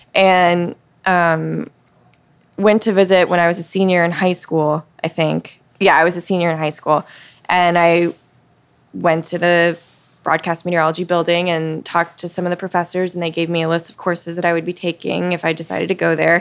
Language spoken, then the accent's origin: English; Mississippi Gulf Coast, United States; moved away as an adult; now in Cincinnati, United States; I grew up in Mississippi